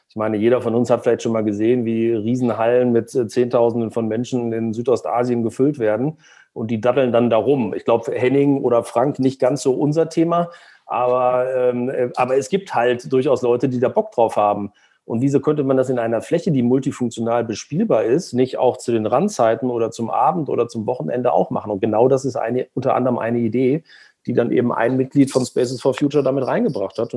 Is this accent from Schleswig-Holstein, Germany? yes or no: no; Braunschweig, Lower Saxony, Germany; Und deshalb habe ich in meiner Heimatstadt Braunschweig dann irgendwann mal geguckt